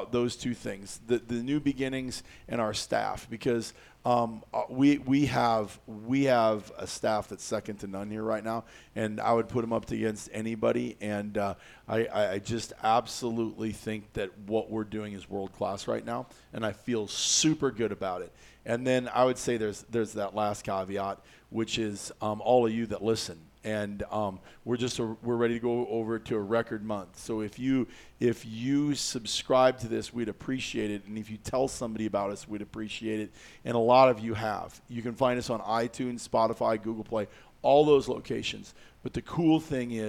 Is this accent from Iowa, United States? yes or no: yes; Iowa, United States; I grew up in Iowa